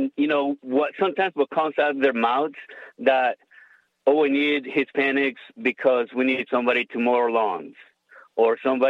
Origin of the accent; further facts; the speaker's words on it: Honduras; moved away as an adult; now in Orlando, United States; I am from Honduras. I was born and raised in Honduras. I came to the U.S. as an adult. This year is going to be 20 years since I moved here.